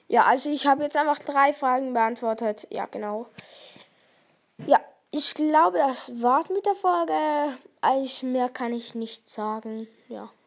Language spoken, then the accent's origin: German; Switzerland; Ja, ich komme aus der Schweiz. Also ich kann auch ähm, Schweizerdeutsch sprechen.